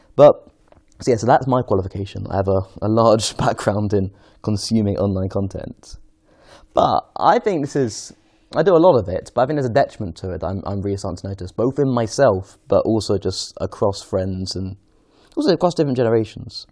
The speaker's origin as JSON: {"language": "English", "region": "London", "country": "United Kingdom", "said": "I'm from Golders Green originally."}